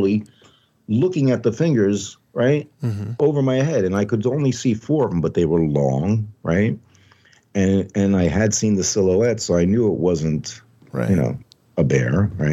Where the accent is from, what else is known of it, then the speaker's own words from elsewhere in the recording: Long Island, New York, United States; moved away; I was from New York, so I didn't do much camping on Long Island